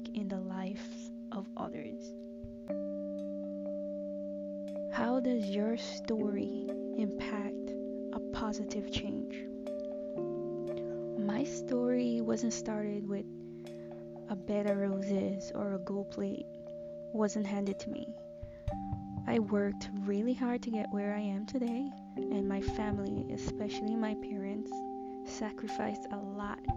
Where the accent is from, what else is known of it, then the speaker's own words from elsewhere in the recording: Agricola, Demerara-Mahaica, Guyana; I grew up in Guyana, which is located in South America. The neighborhood which I've lived most of my childhood and teenage years is called Agricola